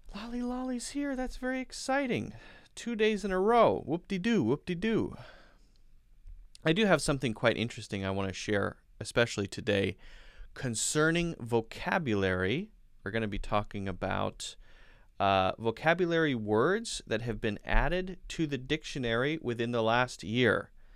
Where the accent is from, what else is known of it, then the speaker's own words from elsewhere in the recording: United States; I'm an American English teacher.